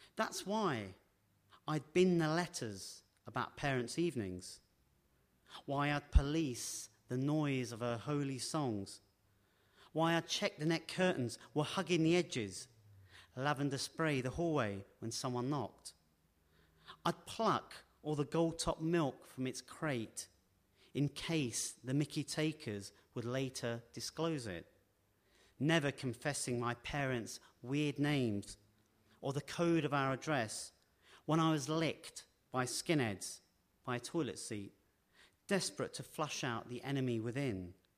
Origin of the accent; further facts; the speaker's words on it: London, United Kingdom; When I was growing up in West London, um, near Heathrow